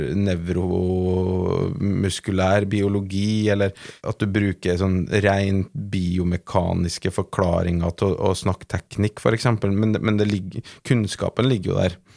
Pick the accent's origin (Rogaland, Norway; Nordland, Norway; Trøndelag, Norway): Trøndelag, Norway; accent: Trøndelag dialect; moved away; som du hører på dialekten, så er jeg jo ikke fra Oslo. Jeg er ikke født og oppvokst på NIH. E eh, jeg er jo fra Trøndelag